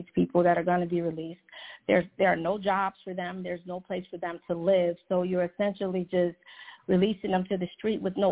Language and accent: English; Chicago, Illinois, United States; now in Atlanta, United States; I live in the Atlanta area, but I'm originally from Chicago